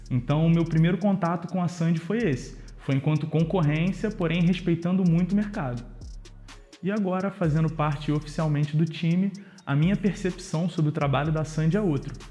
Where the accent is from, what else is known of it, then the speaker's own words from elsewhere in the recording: Rio de Janeiro, Brazil; Eu sou carioca, original do Rio de Janeiro